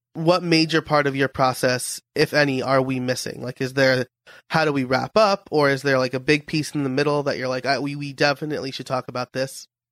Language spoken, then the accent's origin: English; New York, United States; I'm from New York